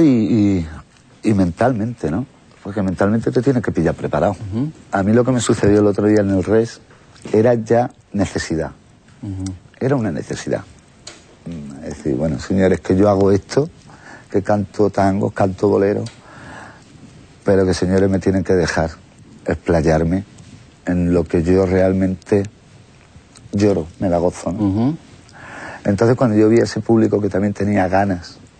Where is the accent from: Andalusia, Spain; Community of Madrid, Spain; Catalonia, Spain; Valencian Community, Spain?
Community of Madrid, Spain; Madrid; Yo nací en Madrid, en un barrio muy flamenco, en Lavapié